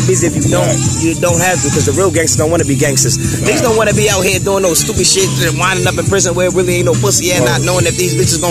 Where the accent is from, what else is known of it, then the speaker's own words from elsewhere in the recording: Buffalo, New York, United States; I'm from Buffalo, New York. You know what I mean? Age 32. May 21st, I'll be 32.